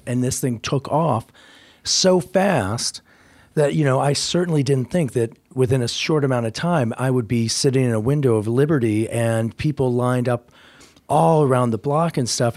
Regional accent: Indiana, United States; moved away; I grew up in Indiana

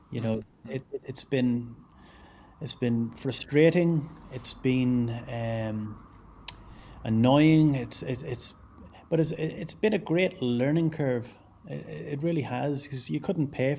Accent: Ireland; now in Glasgow, United Kingdom; I'm Irish

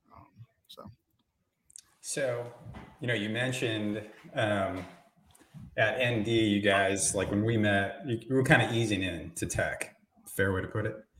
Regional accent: Indiana, United States; I grew up in Indiana

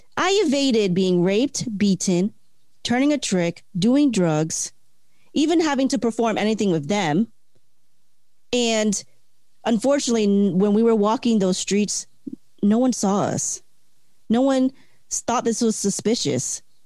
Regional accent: Delaware, United States; also born or lived in Florida; now in Hawaii, United States; I'm from originally from Delaware. So from the first state to the 50th, I'm like in a new place.

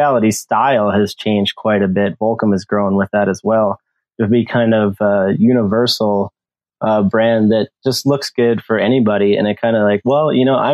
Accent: Minnesota, United States; I'm from Minnesota

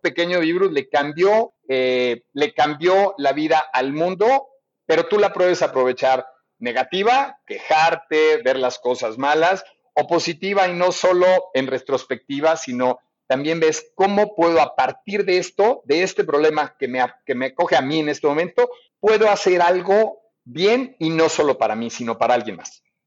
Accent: Mexico; Yo me sentí muy orgulloso como mexicano

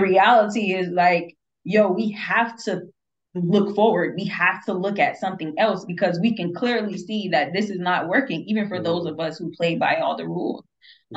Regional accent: United States; as an American

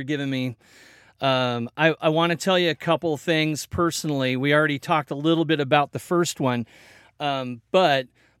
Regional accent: Belton, Missouri, United States; born there; also born or lived in Kansas / Colorado; now in Oregon, United States; Yeah, man, I was born in Belton, Kansas City area.

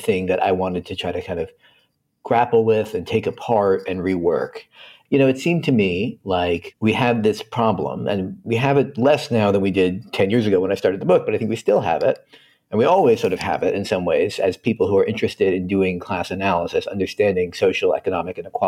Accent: Philadelphia, Pennsylvania, United States; I'm not from Pittsburgh. People often assume I am. I'm from Philadelphia

